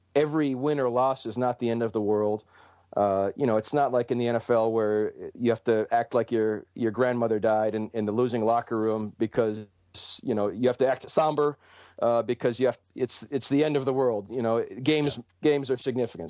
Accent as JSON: {"language": "English", "town": "Cleveland", "region": "Ohio", "country": "United States", "tie": "born or raised there", "moved": "as an adult", "lives_now": "Detroit, United States", "said": "Cleveland, which is my hometown and where I'm from"}